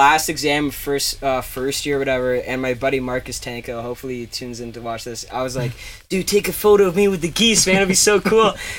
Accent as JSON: {"language": "English", "country": "Canada", "said": "I am a Canadian artist working with Canadian Daydream"}